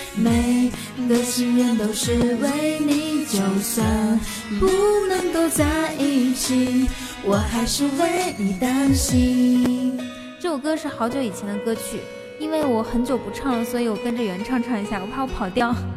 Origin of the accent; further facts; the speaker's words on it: Inner Mongolia, China; moved away as an adult; also born or lived in Wuhan, China; 我来自内蒙古大草原，因为我那个时候是，是在武汉上学